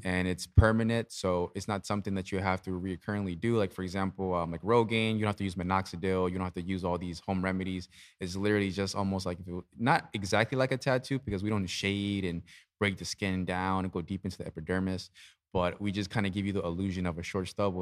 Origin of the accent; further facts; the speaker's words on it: Easton, Pennsylvania, United States; I was born and raised in Easton.